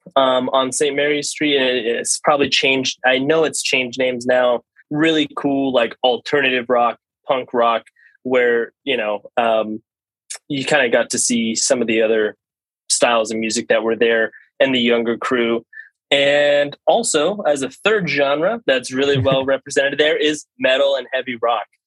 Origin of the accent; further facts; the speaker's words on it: Dallas, Texas, United States; also born or lived in San Antonio, Texas / California; now in Austin, United States; I was born in Dallas. Moved to San Antonio for high school